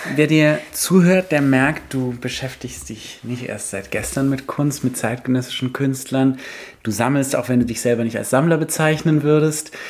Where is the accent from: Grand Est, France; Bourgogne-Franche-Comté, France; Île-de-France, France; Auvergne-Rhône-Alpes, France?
Île-de-France, France; Paris; ich bin genau in dem Alter in Paris groß geworden